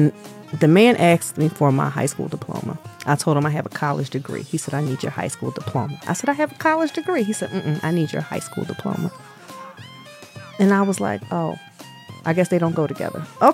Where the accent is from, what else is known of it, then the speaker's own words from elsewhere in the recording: Pennsylvania, United States; moved away; I'm from Pennsylvania. I have to go through mm-hmm. the Commonwealth of Pennsylvania in order to get my birth certificate